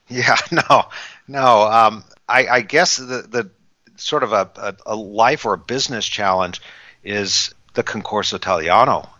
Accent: California, United States; I was actually born and raised in California

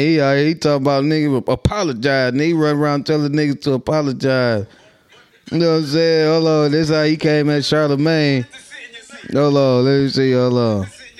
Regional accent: Minnesota, United States; I'm from West High Zone, Twin City, Minnesota.

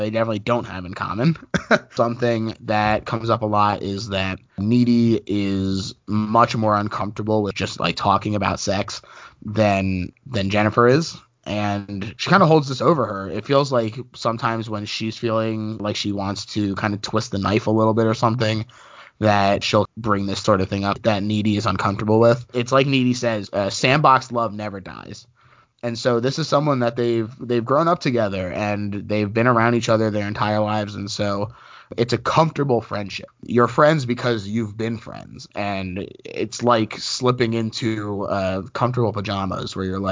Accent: United States; I grew up right outside of New York

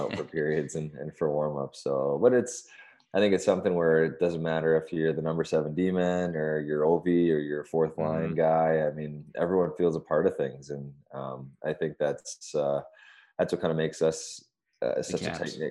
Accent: Canada; also born or lived in California; now in Washington, D.C., United States; I grew up on the West. I played in California for 6 years. So, I mean, I was a West Coast guy.

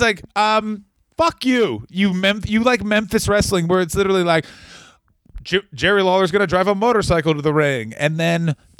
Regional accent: Canada; moved away; I'm a Canadian person.

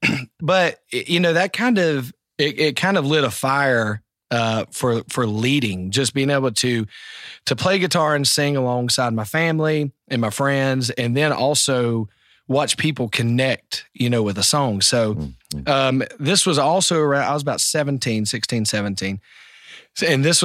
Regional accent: North Carolina, United States; So for me, man, you know, I grew up in North Carolina and South Carolina.

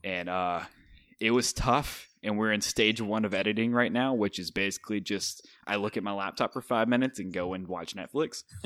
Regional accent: Montana, United States; moved away; my home state

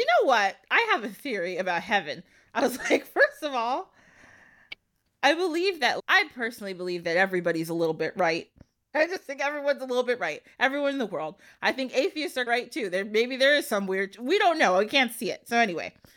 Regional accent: United States; I like being American sometimes too

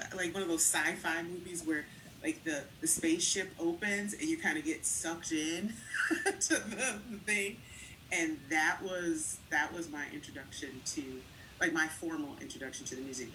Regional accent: Holland, Michigan, United States; also born or lived in Chicago; I was born in Chicago, but we moved to a little town called Holland, Michigan

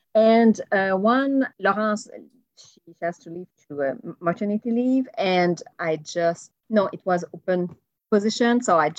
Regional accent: Montreal, Quebec, Canada; moved away as an adult; now in Boston, United States; Well, so I'm from Montreal. You know, I was born in Montreal, grew up in Montreal. And, you know, Montreal is an island

